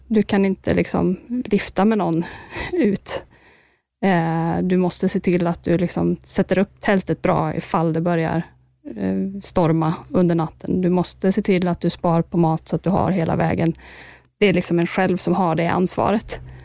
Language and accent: Swedish; Sweden; här hemma i Sverige